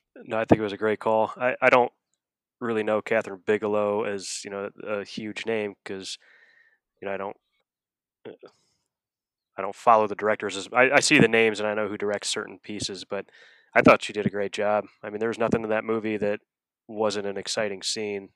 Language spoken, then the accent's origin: English; Akron, Ohio, United States; I grew up in Akron, Ohio